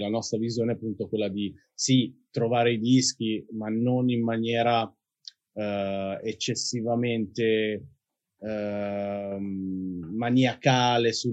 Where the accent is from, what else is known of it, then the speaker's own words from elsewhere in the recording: Milan, Lombardy, Italy; però sì, bazzico molto, ma io sono di Milano e credo che lo sarò per sempre.